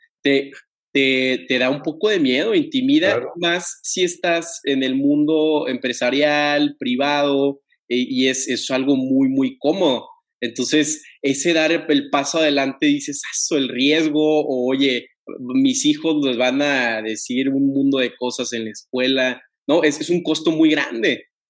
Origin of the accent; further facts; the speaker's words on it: Tampico, Tamaulipas, Mexico; yo soy originario de Tampico